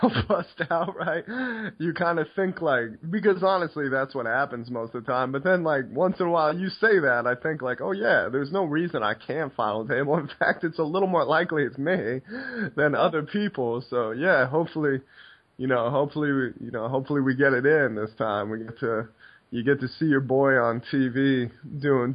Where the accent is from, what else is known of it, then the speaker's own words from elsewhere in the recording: United States; what we do growing up in the States